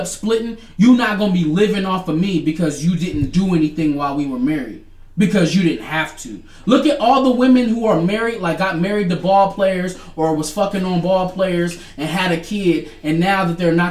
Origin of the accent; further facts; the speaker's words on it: Detroit, Michigan, United States; I'm from the north side. Nigga, I'm from Detroit, Michigan